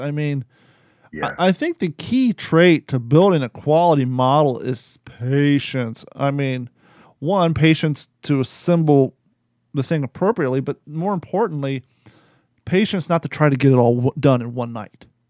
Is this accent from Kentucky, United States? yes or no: yes; Kentucky, United States; me growing up in Kentucky